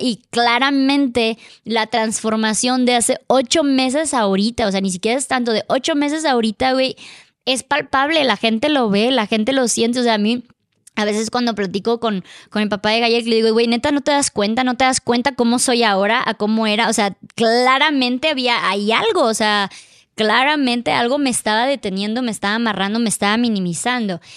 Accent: Mexico; now in Mexico City, Mexico; ya estaba yo en mi país

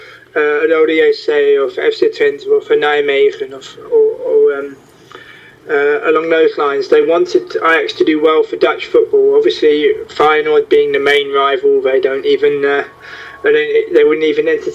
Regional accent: London, United Kingdom; moved away as an adult; also born or lived in Netherlands; now in Amsterdam, Netherlands; I'm originally from London. I emigrated to the Netherlands more than a decade ago

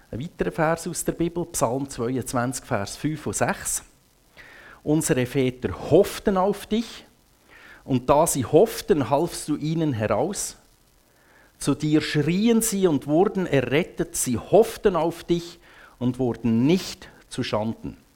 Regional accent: Grindelwald, Bern, Switzerland; ich bin in Grindelwald aufgewachsen, ich glaube noch gar nie in meinem Leben auf einem Segelschiff gewesen.

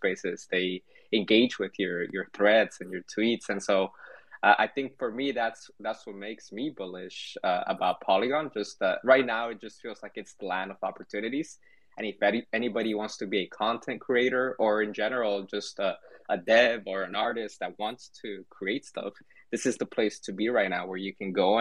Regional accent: Guatemala; now in United States; I'm from Guatemala. I speak Spanish. I was born there and I migrated to the US

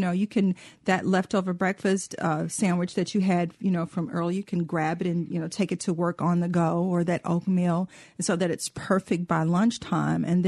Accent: Mississippi, United States; being a Southerner, and especially being, you know, from Mississippi

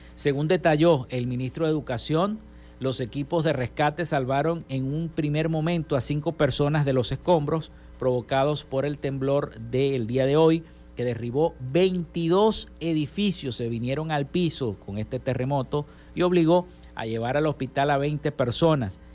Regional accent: Venezuela; nuestro país

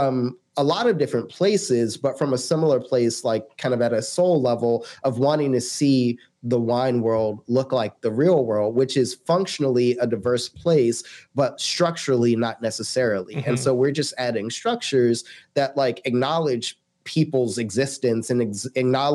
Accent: United States; especially as an American

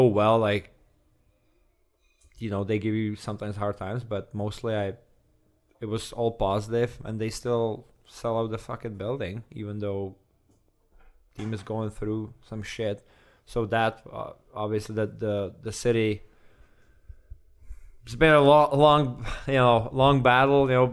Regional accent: Czechia; moved away; also born or lived in Edmonton; I'm from Czech

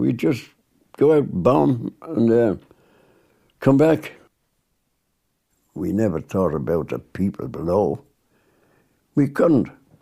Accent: Dublin, Leinster, Ireland; I was born and bred in Dublin, Elford Terrace, Donore Avenue

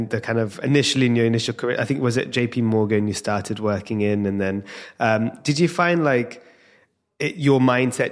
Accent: London, United Kingdom; being in London with my Indian parents

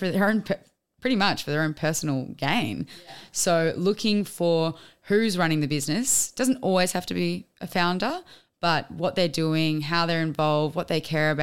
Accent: Queensland, Australia; little Queenslander. I'm from Queensland.

